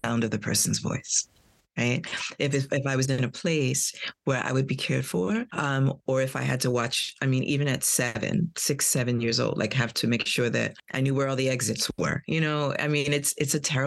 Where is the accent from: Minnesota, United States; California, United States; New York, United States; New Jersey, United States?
New York, United States; New York City; I'm from Brooklyn, New York